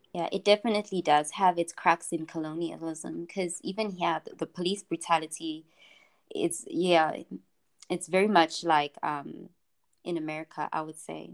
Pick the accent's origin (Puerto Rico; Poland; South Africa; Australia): South Africa; I'm I'm coming from South Africa